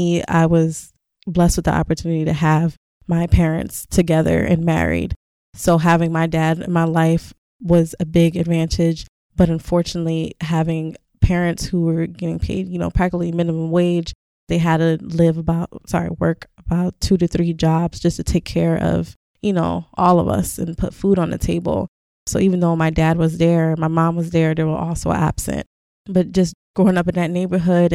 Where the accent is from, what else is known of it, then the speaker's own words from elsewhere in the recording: Philadelphia, Pennsylvania, United States; also born or lived in Washington, D.C.; I grew up in North Philadelphia in an area called Badlands